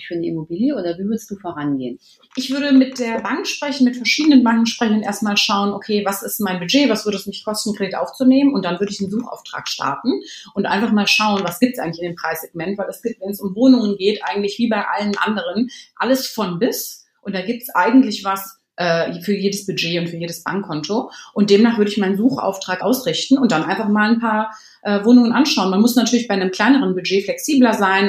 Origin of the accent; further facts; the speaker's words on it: Cologne, North Rhine-Westphalia, Germany; moved away as an adult; also born or lived in Florida / London; now in Berlin, Germany; ich bin ursprünglich Kölnerin